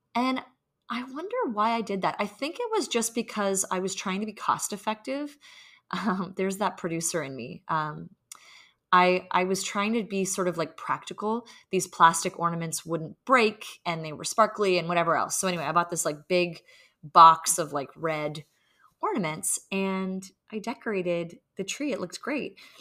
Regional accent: Canada; now in New York City, United States; We live in New York City and we are Canadian

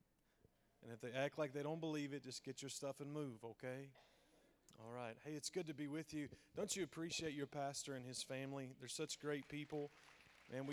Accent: South Central Kentucky, United States; My wife and I, we are from South Central Kentucky. I was born and bred on the Cumberland River. It is pretty much all that I've ever known

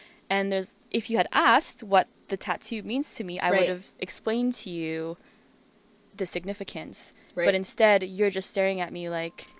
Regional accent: Canada; moved away as an adult; now in Australia; growing up in Canada, going to very Asian schools

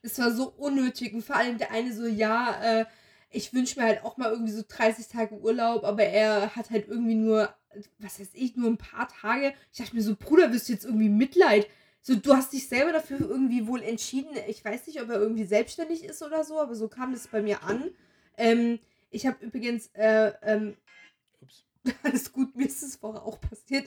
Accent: western Germany, Germany; als Wessi

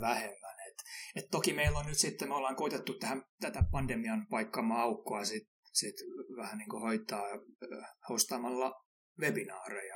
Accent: Finland; kun mä oon Suomesta, niin mä, mä tykkään käydä saunassa

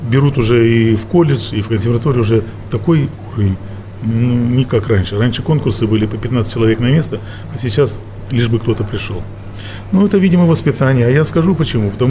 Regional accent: Russia; Там было 20 коллективов, э, все американцы и мы из России.

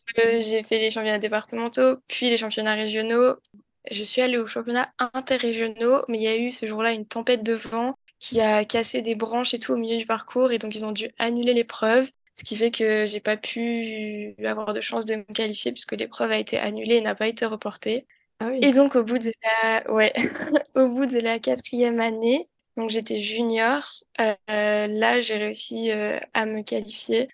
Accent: south of France, France; je suis originaire du sud de la France

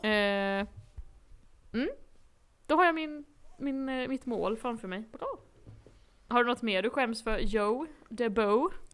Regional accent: Blekinge, Sweden; accent: Blekinge

